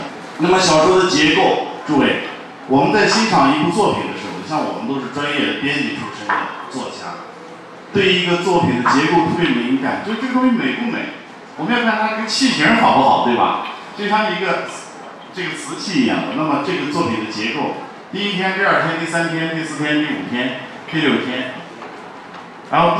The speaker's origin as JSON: {"language": "Chinese", "region": "Xinjiang", "country": "China", "tie": "born or raised there", "moved": "yes", "said": "我在新疆出生长大的，我就又跑到新疆去了，借机回趟老家"}